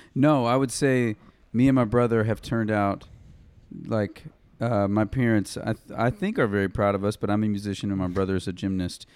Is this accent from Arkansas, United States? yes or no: yes; Jacksonville, Arkansas, United States; I grew up right outside of Little Rock, um, next to the Air, the Air Force Base in Jacksonville